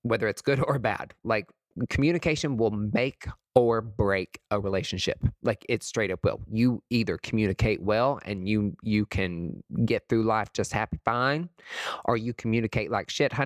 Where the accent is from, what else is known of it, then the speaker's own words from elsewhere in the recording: East Tennessee, United States; I'm from East Tennessee